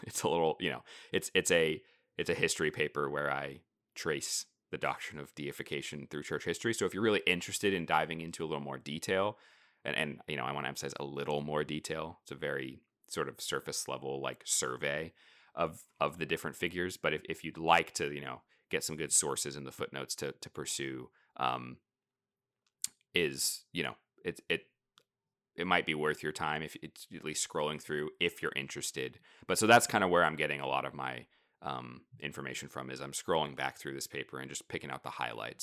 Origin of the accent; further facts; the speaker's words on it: United States; being American, modern, you know, twenty-first century Protestants